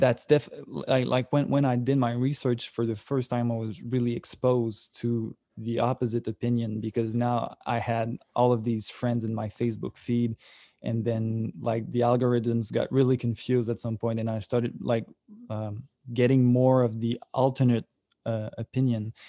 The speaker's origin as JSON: {"language": "English", "town": "Sorel", "region": "Quebec", "country": "Canada", "tie": "born or raised there", "said": "I come from Sorel, which is like a, a small town, like about an hour from Montreal"}